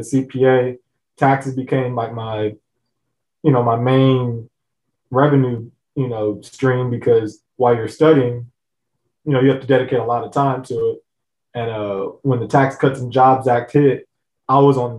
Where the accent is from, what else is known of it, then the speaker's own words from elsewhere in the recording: Los Angeles, California, United States; I'm originally from Southern California, Los Angeles